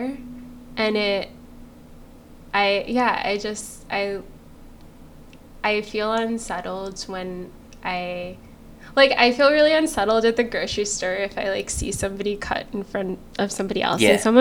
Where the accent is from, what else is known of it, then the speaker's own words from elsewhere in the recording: Connecticut, United States; growing up in Connecticut